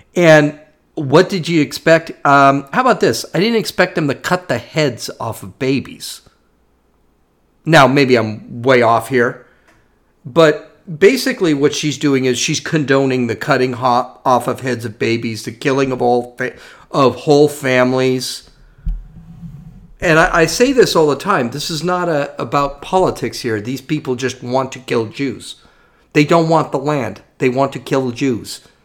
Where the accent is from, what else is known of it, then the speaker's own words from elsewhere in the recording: United States; I've lived here my entire life. I was born here